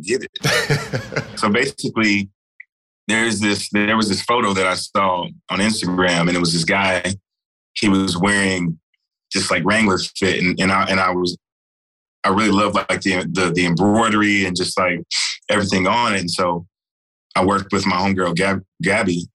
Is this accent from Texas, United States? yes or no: yes; Texas, United States; I'm from Texas